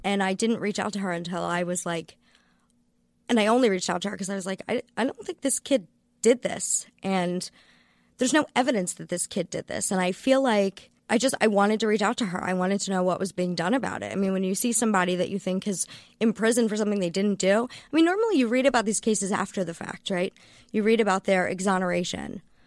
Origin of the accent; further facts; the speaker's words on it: Maryland, United States; I'm from Maryland